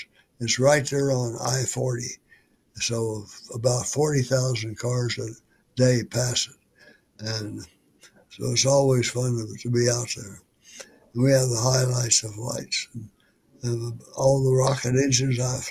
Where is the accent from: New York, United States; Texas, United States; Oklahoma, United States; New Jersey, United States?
Oklahoma, United States; Weatherford; moved away as an adult; my hometown of Weatherford, 65 miles west of Oklahoma City